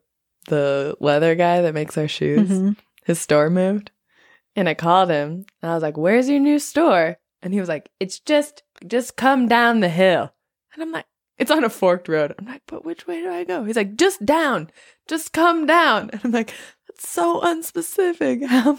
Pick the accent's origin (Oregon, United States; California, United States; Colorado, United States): Oregon, United States; Portland; accent: blend of L A and Portland; moved away as an adult; also born or lived in Los Angeles; now in Nepal; I am from Portland.